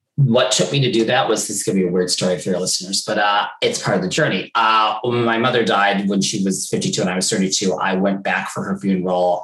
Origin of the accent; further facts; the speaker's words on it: New York, United States; moved away as an adult; now in London, United Kingdom; I was from New York